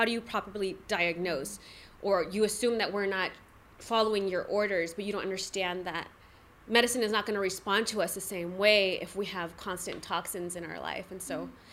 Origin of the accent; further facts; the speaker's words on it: National City, California, United States; I'm from National City, born and raised